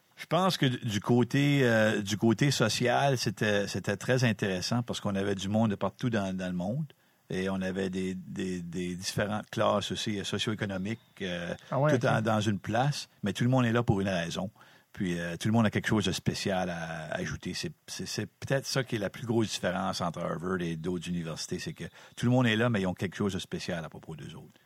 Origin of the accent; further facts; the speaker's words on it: Campbellton, New Brunswick, Canada; also born or lived in Connecticut / Massachusetts; je suis originaire de Campbellton, à peu près à 5 minutes de, de l'aréna ici